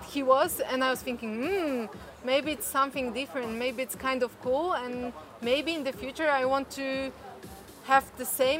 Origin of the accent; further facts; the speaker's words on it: Poland; I'm from Poland.